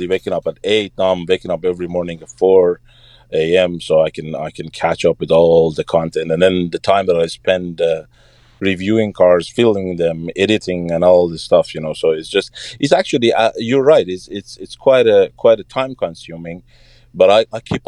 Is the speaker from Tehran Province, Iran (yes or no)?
no; Ahvaz, Khuzestan, Iran; moved away; I'm from Ahvaz, Khuzestan.